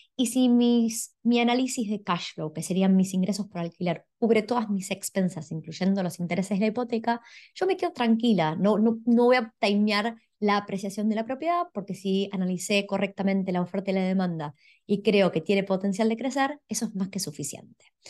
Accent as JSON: {"language": "Spanish", "country": "Argentina", "moved": "yes", "lives_now": "Australia", "said": "yo soy de Argentina"}